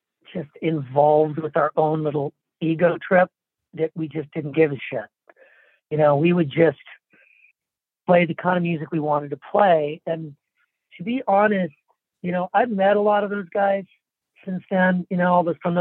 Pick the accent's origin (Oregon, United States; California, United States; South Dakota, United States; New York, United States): California, United States; Orange County, Southern; I grew up in Orange County in Southern California.